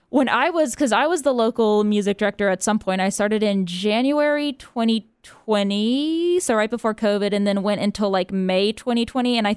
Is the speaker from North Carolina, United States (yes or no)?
yes; Charlotte, North Carolina, United States; I'm from Charlotte before I came to NC